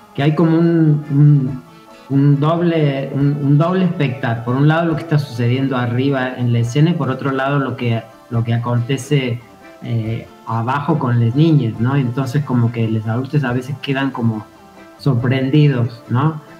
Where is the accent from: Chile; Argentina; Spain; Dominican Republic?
Argentina; Córdoba; also born or lived in Mexico; now in Fisque, Argentina; Yo vengo de Córdoba, Sí, este, yo soy cordobés, estuve viviendo en México durante muchos años